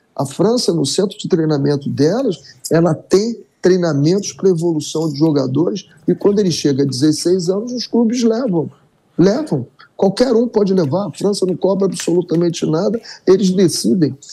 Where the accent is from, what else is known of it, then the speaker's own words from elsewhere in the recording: Brazil; nós somos brasileiros